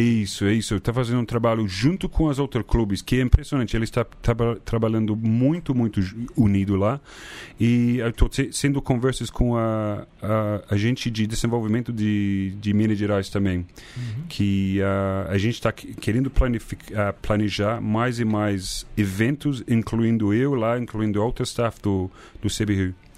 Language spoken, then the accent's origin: Portuguese; New Zealand; Portuguese is a second language; moved away as an adult; also born or lived in Christchurch; now in Brazil; eu fui para Nova Zelândia, porque é minha terra